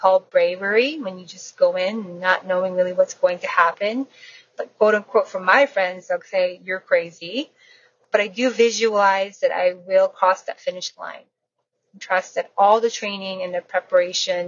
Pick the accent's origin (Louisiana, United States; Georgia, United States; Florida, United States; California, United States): Florida, United States; I am from the Alligator State, Florida.